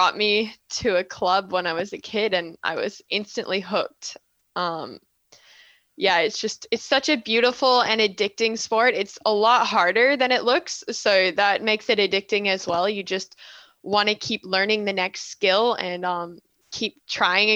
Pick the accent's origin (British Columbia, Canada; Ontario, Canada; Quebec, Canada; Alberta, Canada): Alberta, Canada; Calgary; now in Australia; I'm from Calgary, Alberta